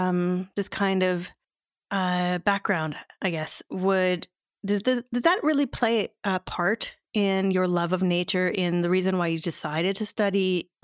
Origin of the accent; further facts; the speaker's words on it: Sudbury, Ontario, Canada; also born or lived in North Bay, Ontario; I grew up just outside of Sudbury, so we have a bit of a connection. I also lived in North Bay for a year, and I loved North Bay.